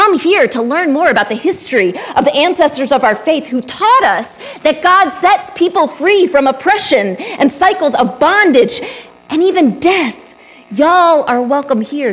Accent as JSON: {"language": "English", "region": "Texas", "country": "United States", "tie": "born or raised there", "said": "I grew up in Texas"}